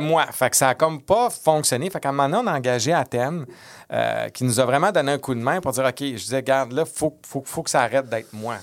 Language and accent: French; Quebec City, Quebec, Canada; j'étais de Québec